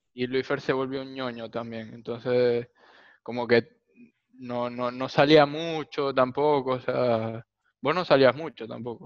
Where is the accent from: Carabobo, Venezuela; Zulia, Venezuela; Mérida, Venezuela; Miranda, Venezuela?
Zulia, Venezuela; Maracaibo; los dos somos de Maracaibo